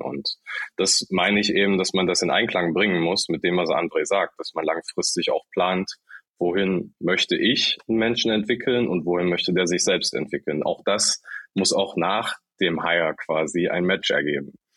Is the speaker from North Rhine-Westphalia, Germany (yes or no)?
no; Saxony-Anhalt, Germany; now in Hamburg, Germany; kein gebürtiger, sondern zugezogener Hamburger, komme aus Sachsen-Anhalt, aus dem Dörflichen ganz ursprünglich